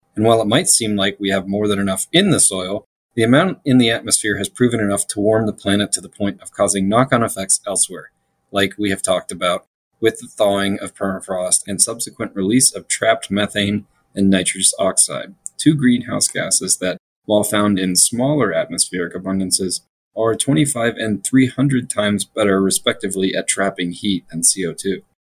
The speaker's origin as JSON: {"language": "English", "region": "Florida", "country": "United States", "tie": "born or raised there", "moved": "yes", "lives_now": "Colorado, United States", "said": "my home state of Florida"}